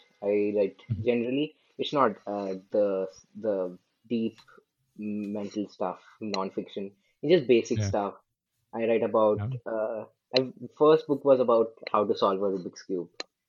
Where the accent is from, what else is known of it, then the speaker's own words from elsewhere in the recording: India; English is a second language; I'm …. I'm from India, and I'm an entrepreneur, you could say.